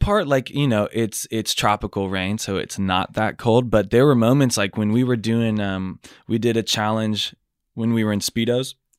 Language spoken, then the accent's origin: English; Sacramento, California, United States; also born or lived in Carmichael, California; I was born in Tahoe Park